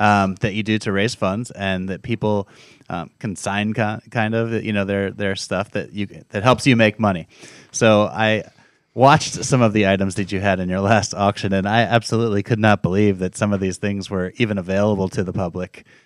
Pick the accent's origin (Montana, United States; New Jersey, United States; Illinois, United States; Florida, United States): Florida, United States; South; I grew up down in South Florida